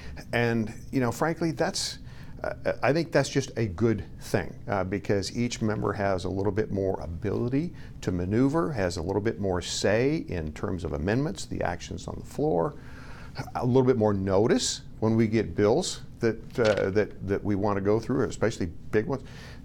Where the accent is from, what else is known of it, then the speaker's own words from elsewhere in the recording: Idaho, United States; You know, it's those things, at least in my home state of Idaho, that I get questioned all the time about.